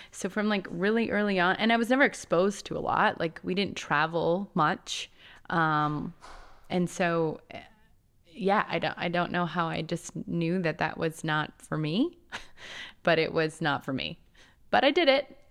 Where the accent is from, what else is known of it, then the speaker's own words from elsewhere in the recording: Two Harbors, Minnesota, United States; moved away; also born or lived in California; I grew up in a tiny town in Minnesota. It's called Two Harbors